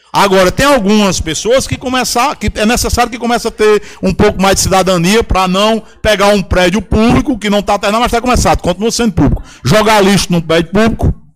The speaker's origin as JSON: {"language": "Portuguese", "area": "Pitombeira", "region": "Paraíba", "country": "Brazil", "tie": "born or raised there", "said": "desde que eu nasci na Pitombeira"}